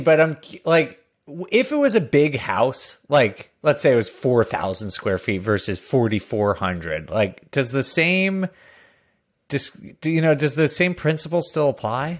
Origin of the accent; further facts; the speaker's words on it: Northeast, United States; I grew up in the Northeast